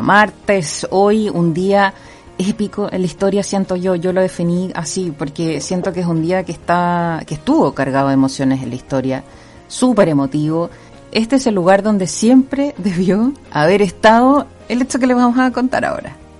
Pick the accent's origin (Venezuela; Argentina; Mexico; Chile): Chile; nosotros como chilenos